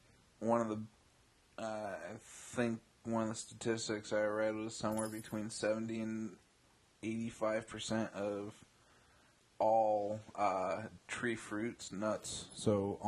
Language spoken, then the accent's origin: English; Bay Area, California, United States; also born or lived in Central Valley, California; coming from living in the Central Valley now, I grew up in the Bay Area.